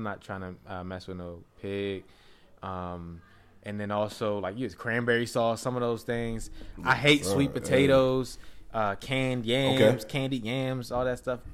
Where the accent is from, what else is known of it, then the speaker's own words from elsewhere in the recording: United States; I'm American